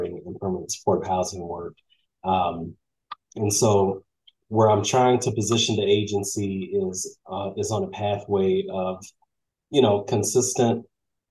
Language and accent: English; St. Louis, Missouri, United States; I'm from St. Louis, Missouri